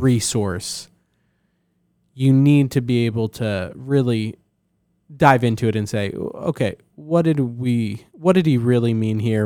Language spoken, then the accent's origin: English; New Jersey, United States; I'm from New Jersey.